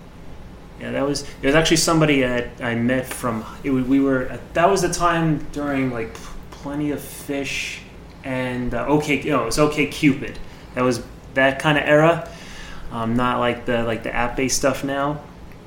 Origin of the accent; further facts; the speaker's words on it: New York, United States; moved away as an adult; now in Florida, United States; I'm originally from New York. I moved to Florida about a year and a half ago